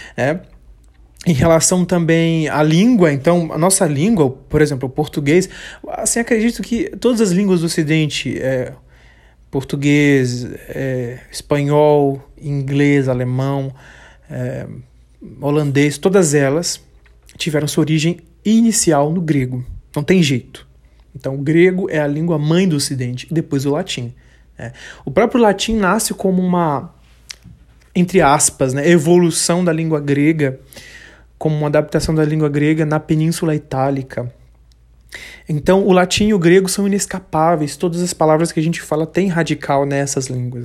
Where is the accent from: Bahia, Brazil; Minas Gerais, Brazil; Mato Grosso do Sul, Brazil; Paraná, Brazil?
Bahia, Brazil; eu sou é, baiano, mas não sou só baiano. Eu moro no sul da Bahia